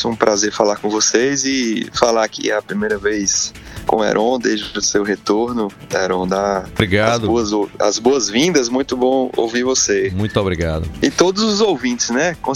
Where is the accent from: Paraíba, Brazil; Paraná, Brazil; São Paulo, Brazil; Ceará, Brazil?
Paraíba, Brazil; Campina Grande; E como eu é, vim de Campina, né, tenho minhas raízes políticas fincadas lá